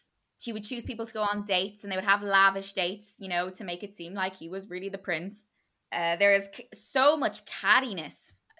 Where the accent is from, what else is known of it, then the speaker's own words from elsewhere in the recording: the South, United States; No, I grew up in the South. Most people would say I'm a Southern Belle, which I guess is true.